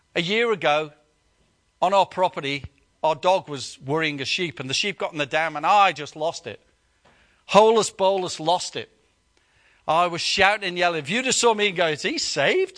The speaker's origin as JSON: {"language": "English", "country": "United Kingdom", "said": "we're British"}